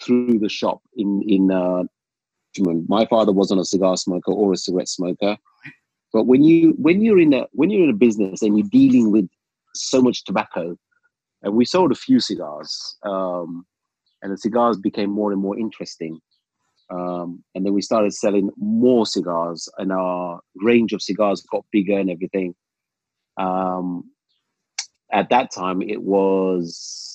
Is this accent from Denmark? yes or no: no; London, United Kingdom; also born or lived in Uganda; we lived in London since we came here. Came to UK when I was 8 years old.